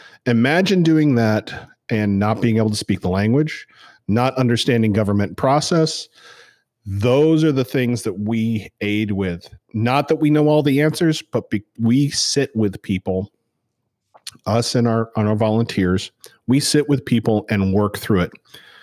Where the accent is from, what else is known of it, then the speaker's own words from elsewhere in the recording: Northeast, United States; now in Savannah, United States; because this is Savannah and I'm actually from the Northeast.